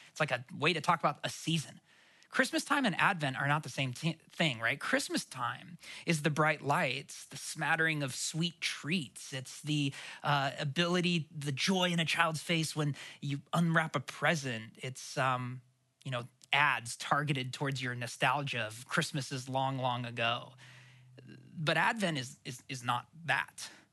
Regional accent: Portland, Oregon, United States; I grew up in Oregon. We especially didn't get them that often in Portland. I grew up in the city.

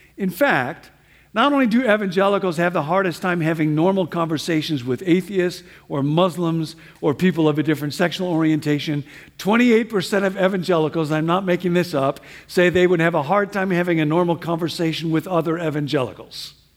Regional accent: Midwest, United States; moved away; I grew up Baptist back in the Midwest

